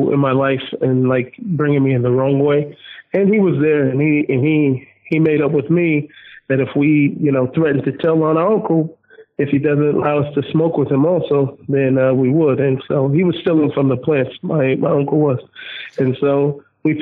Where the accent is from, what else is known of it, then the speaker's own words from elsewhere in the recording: Seattle, Washington, United States; I was born in Seattle, Washington.